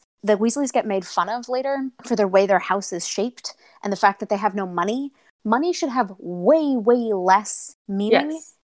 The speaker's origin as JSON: {"language": "English", "town": "Chicago", "region": "Illinois", "country": "United States", "said": "I'm from Chicago"}